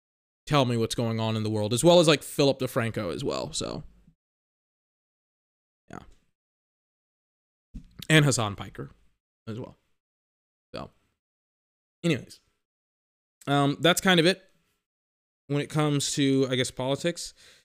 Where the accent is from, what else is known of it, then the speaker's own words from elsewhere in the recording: Texas, United States; I grew up in Texas.